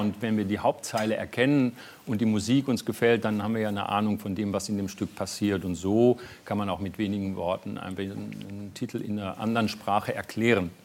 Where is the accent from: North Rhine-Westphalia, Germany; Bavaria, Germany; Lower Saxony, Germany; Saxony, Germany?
North Rhine-Westphalia, Germany; moved away as an adult; also born or lived in Berlin; als Westfale